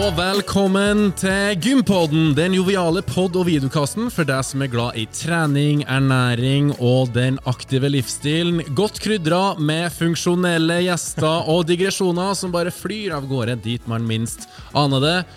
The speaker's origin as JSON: {"language": "Norwegian", "region": "Trøndelag", "country": "Norway", "said": "vi er jo trøndere"}